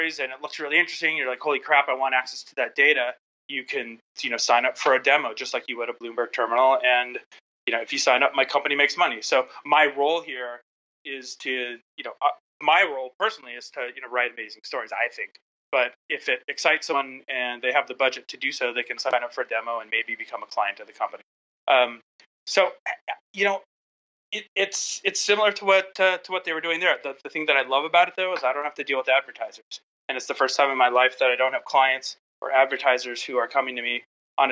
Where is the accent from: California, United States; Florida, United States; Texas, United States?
California, United States; Southern; I grew up in Southern California, and I was surrounded by Hollywood